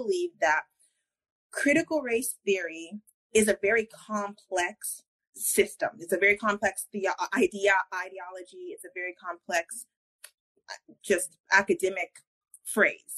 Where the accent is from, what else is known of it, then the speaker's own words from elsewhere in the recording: Colorado, United States; now in Georgia, United States; I'm originally from Colorado.